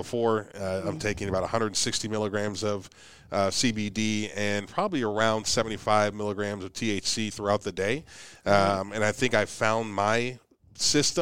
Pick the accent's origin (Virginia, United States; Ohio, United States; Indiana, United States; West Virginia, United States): Ohio, United States; Youngstown; now in Oklahoma, United States; I'm from Ohio.